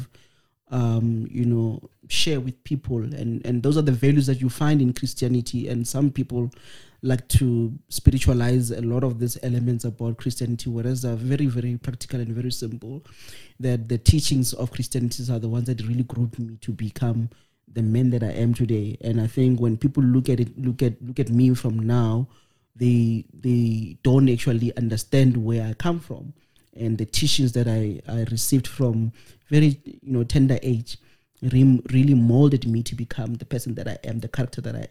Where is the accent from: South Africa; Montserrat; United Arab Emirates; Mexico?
South Africa; Pretoria, Gauteng; also born or lived in Ramatlala, Limpopo; I did my primary schooling from grade 4 all the way until I finished my matric, and I did also my varsity in Soshanguve. So I'm a social boy. So I'm from Pitori. So I speak the lingo